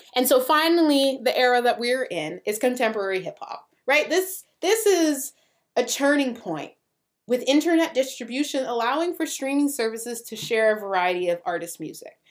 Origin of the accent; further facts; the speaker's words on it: Canada; we're Canadian